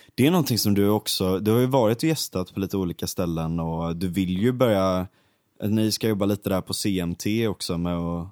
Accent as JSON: {"language": "Swedish", "town": "Gothenburg", "region": "Västra Götaland", "country": "Sweden", "tie": "born or raised there", "also_born_or_lived": "Stockholm", "said": "den branta backen där, där mm. växte jag upp"}